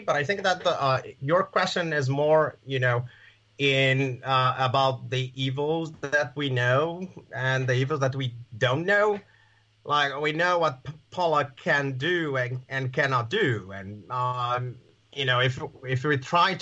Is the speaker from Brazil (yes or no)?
yes; Porto Alegre, Rio Grande do Sul, Brazil; English is a second language; Porto Alegre, which is Gremio's city, my city, the city I was born